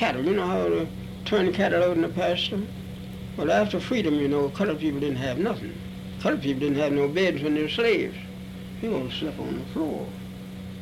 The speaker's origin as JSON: {"language": "English", "town": "Charlottesville", "region": "Virginia", "country": "United States", "tie": "born or raised there", "said": "I was born in Charlottesville, Virginia."}